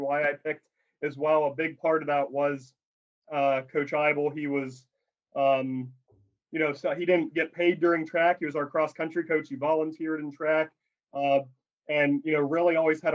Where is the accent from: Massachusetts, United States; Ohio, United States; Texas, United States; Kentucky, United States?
Ohio, United States; Alliance; moved away; I grew up in Northeast Ohio, Alliance, Ohio, where Mount Union is